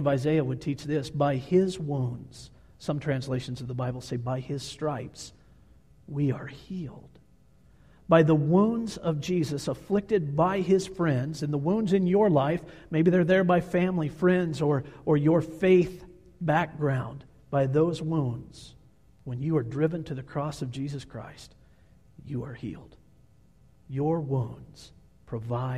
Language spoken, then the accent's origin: English; Kansas, United States; moved away as an adult; now in Montana, United States; I am from Kansas, born and raised in the state of Kansas.